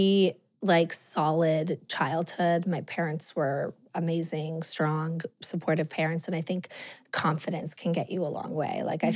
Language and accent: English; Los Angeles, California, United States; I grew up in Los Angeles.